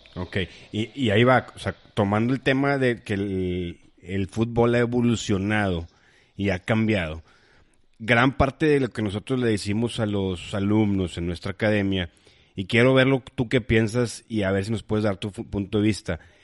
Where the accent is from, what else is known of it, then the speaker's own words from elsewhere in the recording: Monterrey, Nuevo León, Mexico; somos de Monterrey